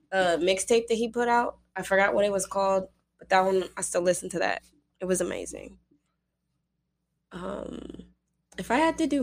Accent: Las Vegas, Nevada, United States; you know, I'm from Vegas

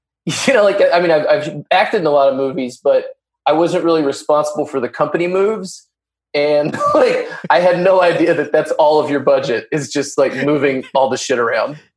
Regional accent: Arkansas, United States; I'm from Arkansas

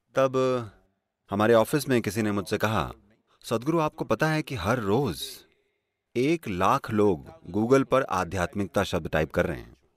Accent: India; मैं भारत से हूँ

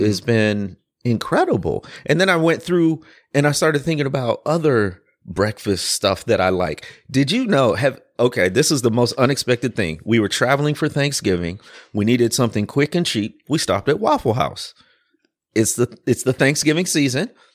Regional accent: Midwest, United States; also born or lived in Deep South; now in Louisville, United States; I grew up in the Midwest, but spent a ton of time in the Deep South

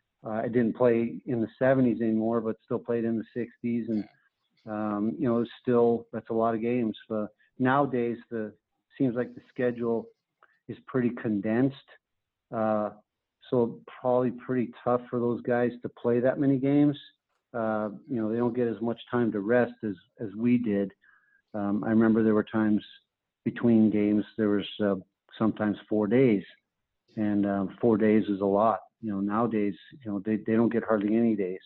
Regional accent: Carman, Manitoba, Canada; moved away as an adult; The University of North Dakota was only 2.5 hours away from where I grew up in Manitoba

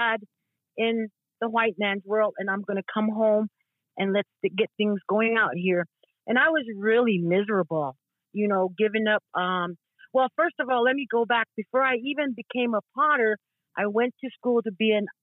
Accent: Tewa Village, New Mexico, United States; also born or lived in Lawrence, Kansas; I am from Tewa Village. I am half Isleta Pueblo and half Tewa. I have resided in Palaka all my life

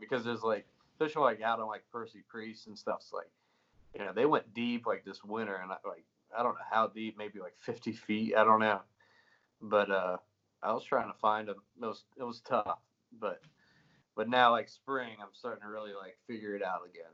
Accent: Greenville, South Carolina, United States; moved away as an adult; also born or lived in Florida; now in Nashville, United States; born and raised in Greenville, South Carolina, for 21 years

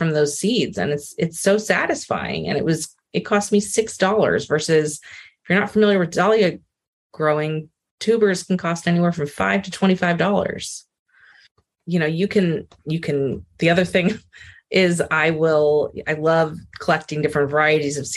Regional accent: Rhode Island, United States; I grew up in Rhode Island

